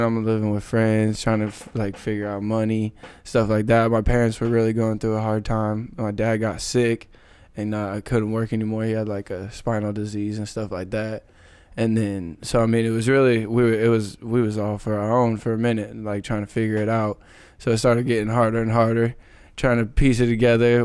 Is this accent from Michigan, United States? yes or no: no; Kelso, Washington, United States; I grew up in Kelso. Came from Kelso High School